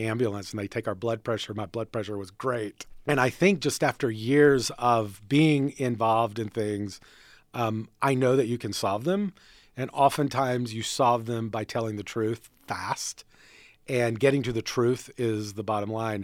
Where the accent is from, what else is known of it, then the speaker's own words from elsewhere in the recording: North Carolina, United States; I grew up in North Carolina